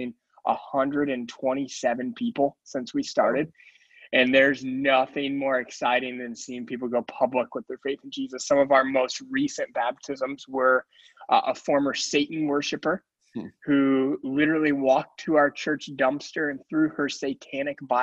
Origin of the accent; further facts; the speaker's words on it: Detroit, Michigan, United States; also born or lived in Northeastern Pennsylvania / Scranton; now in Wilkes-Barre, United States; I am originally from Detroit, Michigan